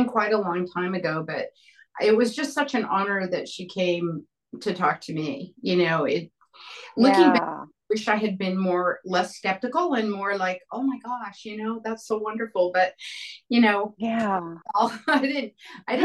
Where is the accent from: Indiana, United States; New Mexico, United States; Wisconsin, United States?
New Mexico, United States; also born or lived in Roswell, New Mexico / Santa Fe, New Mexico; Growing up in New Mexico and Roswell, Santa Fe